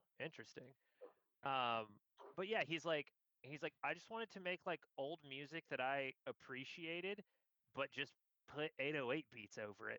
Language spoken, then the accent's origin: English; San Francisco, California, United States; And it was in San Francisco, my hometown, in New York, where my fucking talent manager knew the guy who ran it